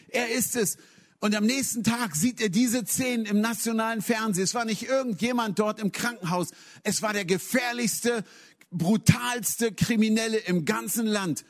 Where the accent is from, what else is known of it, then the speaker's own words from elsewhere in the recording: Hanover, Lower Saxony, Germany; moved away; ich komme aus Hannover, in Hannover geblieben